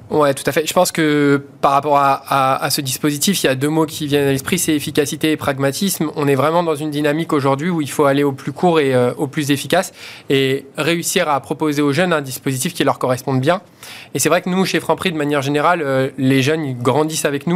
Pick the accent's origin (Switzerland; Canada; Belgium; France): France; Vitry-sur-Seine, Île-de-France; j'ai grandi à Vitry-sur-Seine, donc euh, quelque part, les quartiers, euh, j'ai grandi dedans.